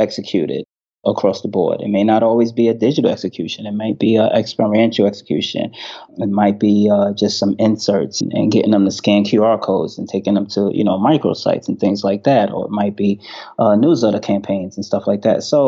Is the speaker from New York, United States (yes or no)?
yes; New York City, New York, United States; accent: New York; also born or lived in North Carolina; New York, born and raised.